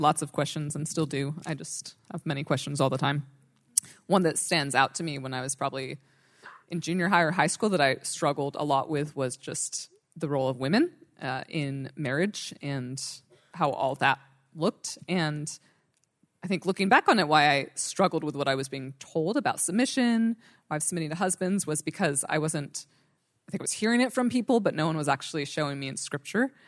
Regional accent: Northern California, United States; I grew up in Northern California

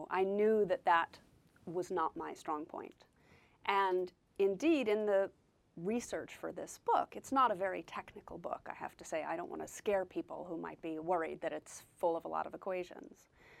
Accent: New York City, New York, United States; moved away as an adult; now in London, United Kingdom; I live in England now. And he came to visit me in New York. I grew up in New York City.

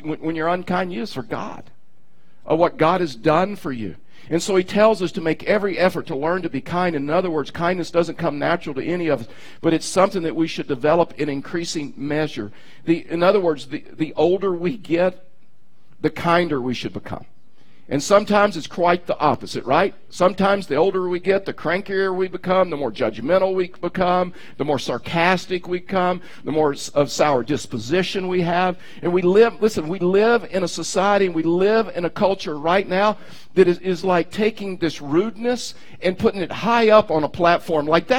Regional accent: Texas, United States; I'm from Texas

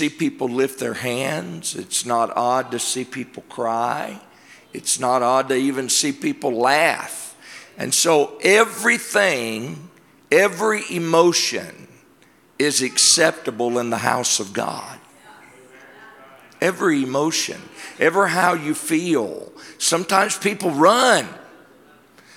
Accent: Georgia, United States; I'm from Georgia

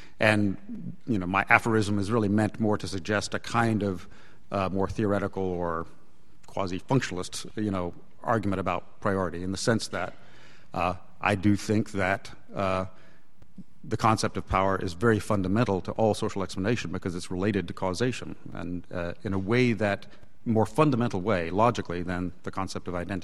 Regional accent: United States; I'm another American

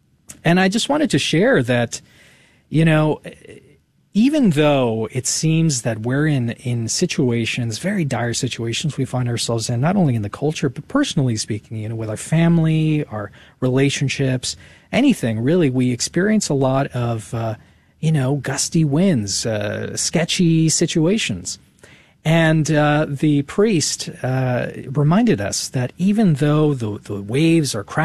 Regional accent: California, United States; now in Texas, United States; I was born in California, and now I'm in Texas

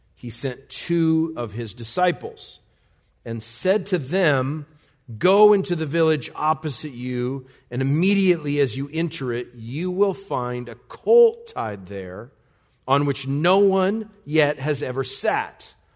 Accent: United States; as an American, a red blooded, big time American

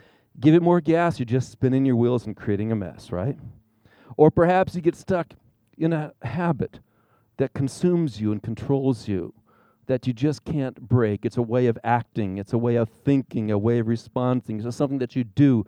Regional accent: Arizona, United States; also born or lived in Indiana; I was raised here in Arizona

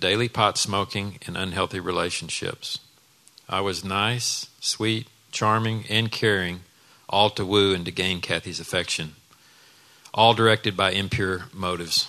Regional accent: Dallas, Texas, United States; I grew up in Dallas in a home where we knew we were loved

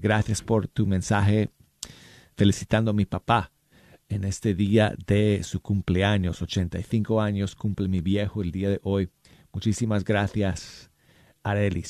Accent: Colorado, United States; now in Dallas, United States; Yo soy de Colorado y mi papá, mis papás viven en, en las montañas, en un pueblo en las montañas de Colorado. Y desde mi tierra me escribe

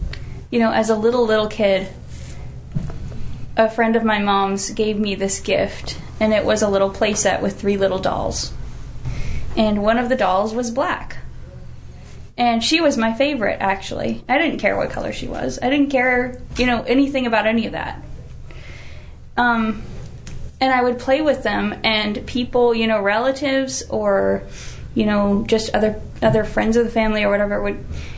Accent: North Carolina, United States; I grew up in the South. I'm from North Carolina.

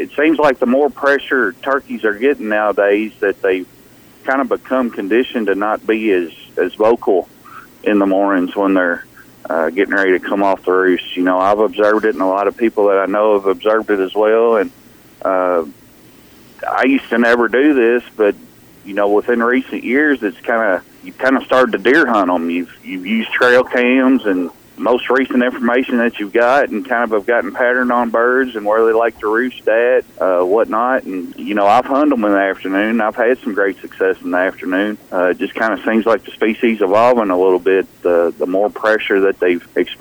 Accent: Kentucky, United States; came back to my home state of Kentucky

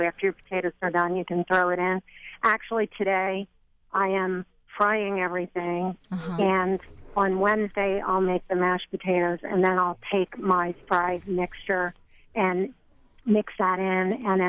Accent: Shoemaker's Hill, near Reading, Pennsylvania, United States; I'm actually from Shoemaker's Hill.

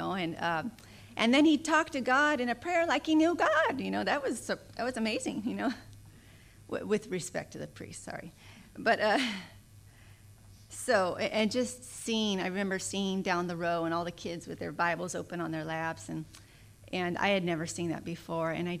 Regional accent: Southern California, United States; I was raised in Southern California, and raised in the Catholic Church.

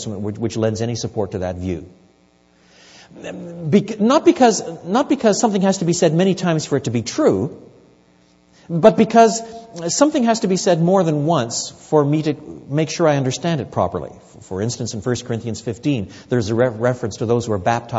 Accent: Quebec, Canada; I was brought up in French Canada

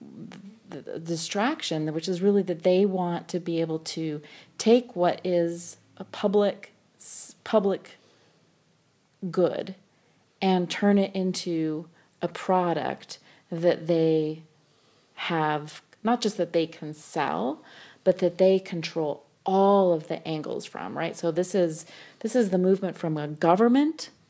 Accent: United States; I've also never quite fully thought of myself as fully American either

